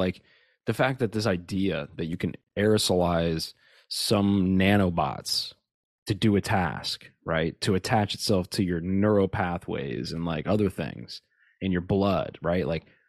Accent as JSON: {"language": "English", "country": "Nigeria", "said": "Yeah, I'm Nigerian. Yeah. I'm literally Nigerian."}